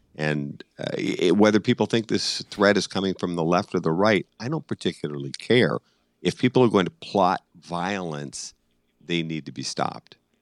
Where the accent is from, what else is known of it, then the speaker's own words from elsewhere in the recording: Boston, Massachusetts, United States; I'm just a stubborn Irishman from Boston